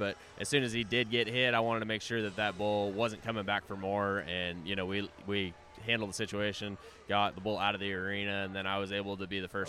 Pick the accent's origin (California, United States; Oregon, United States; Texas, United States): California, United States; Moorpark; moved away as an adult; now in New Mexico, United States; I was born in New Mexico, raised in Ventura County in Moor Park, and then actually I just moved back to New Mexico this year